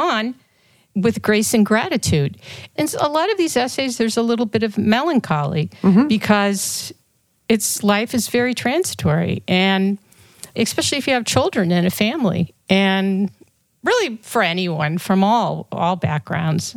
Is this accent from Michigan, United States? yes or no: no; St. Louis, Missouri, United States; moved away; I grew up in St. Louis in a big family